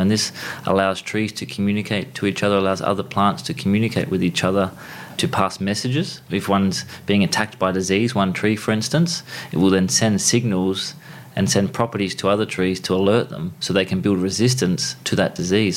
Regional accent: Harvey, Western Australia, Australia; Grew up uh, in southwest of WA, so down sort of on the, on the trajectory towards Margaret River is a town called Harvey, so a small country town

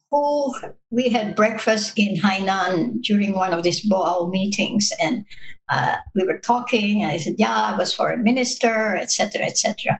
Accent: Baguio, Cordillera Administrative Region, Philippines; my hometown, Baguio

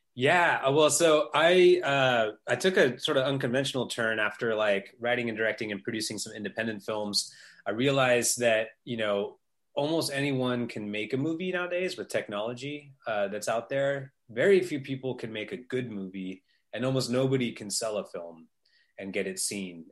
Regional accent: Northern California, United States; I grew up in Northern California in the early days of Silicon Valley.

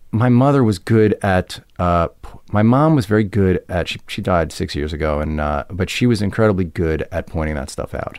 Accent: Roslyn, New York, United States; also born or lived in Westbury, New York; I grew up first in Westbury and then in a town called Roslyn

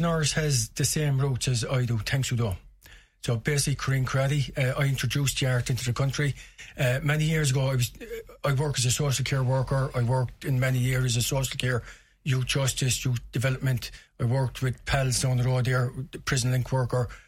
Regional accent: Limerick, Munster, Ireland; growing up in South Hill

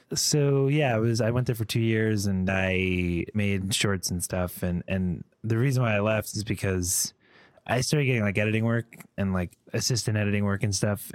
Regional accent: Connecticut, United States; moved away as an adult; also born or lived in Boston / New York City; I grew up in Connecticut

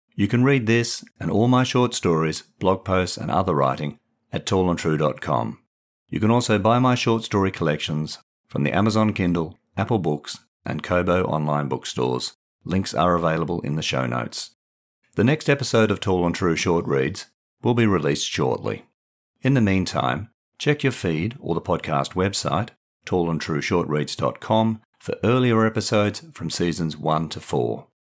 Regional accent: Perth, Western Australia, Australia; born or raised there; moved away as an adult; also born or lived in England

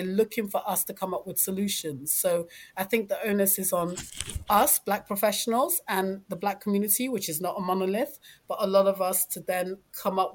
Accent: London, United Kingdom; I'm a Londoner, so I know London

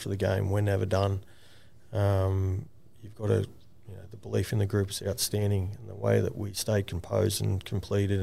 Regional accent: New South Wales, Australia; now in Queensland, Australia; I'm from New South Wales, so I'm a Blue

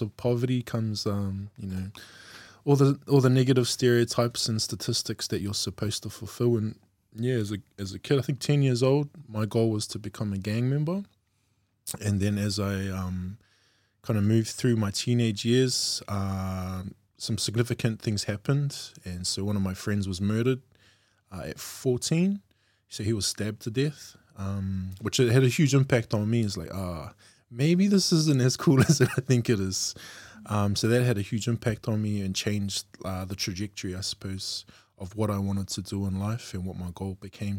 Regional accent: Auckland, New Zealand; I grew up in South Auckland, um, as a youngster, born out west

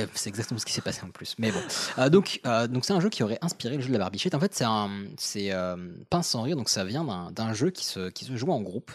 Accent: Morocco; je viens du Maroc

